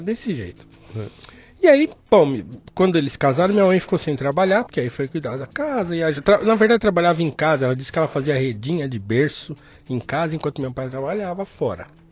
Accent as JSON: {"language": "Portuguese", "region": "São Paulo", "country": "Brazil", "tie": "born or raised there", "also_born_or_lived": "Guarulhos", "said": "Nasci em Guarulhos, uhum. nasci no, no bairro do Gopouva, em Guarulhos. Morei lá até os nove anos. Uhum. Depois a gente mudou para o Jardim Tremembé, onde eu fui criado."}